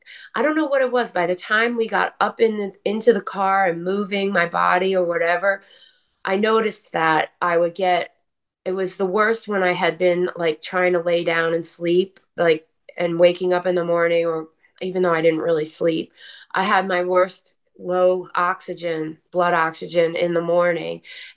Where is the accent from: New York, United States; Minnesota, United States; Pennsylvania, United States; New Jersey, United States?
New Jersey, United States; also born or lived in Texas; my Jersey attitude